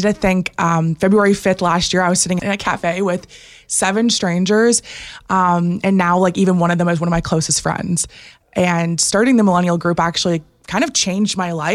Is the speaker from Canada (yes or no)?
yes; Innisfil, Ontario, Canada; also born or lived in Barrie; I'm from Innisfil, so basically Barrie my whole life